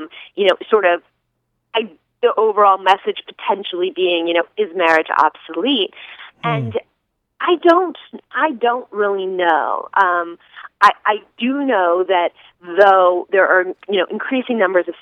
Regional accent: Northern California, United States; I grew up in Northern California

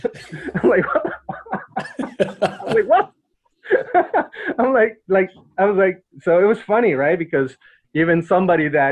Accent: Mexico; now in United States; I grew up in Mexico

